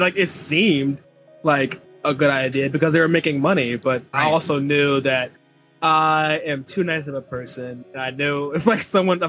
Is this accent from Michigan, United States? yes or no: no; Philadelphia, Pennsylvania, United States; I grew up in Philadelphia